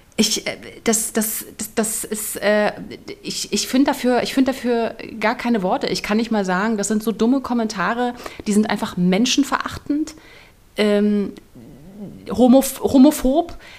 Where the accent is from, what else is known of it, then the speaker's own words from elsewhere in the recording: Berlin, Germany; moved away; Ich komme ja aus Berlin eigentlich.